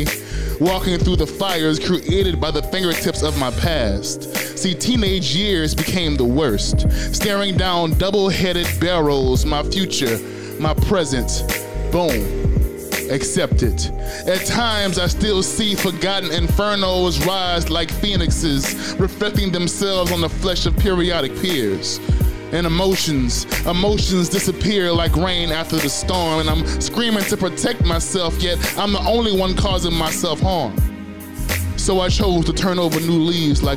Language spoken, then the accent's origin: English; Louisiana, United States; I'm originally from Louisiana